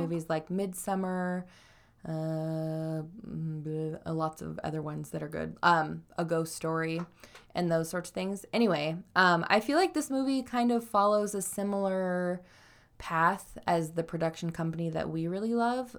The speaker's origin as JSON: {"language": "English", "region": "Idaho", "country": "United States", "tie": "born or raised there", "moved": "yes", "said": "I was raised in Idaho"}